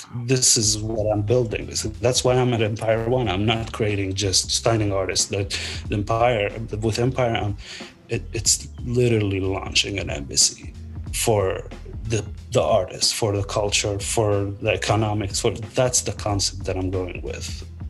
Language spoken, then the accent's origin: English; Palestine; moved away as an adult; like I was born in Palestine, I was there till I was 30 years old.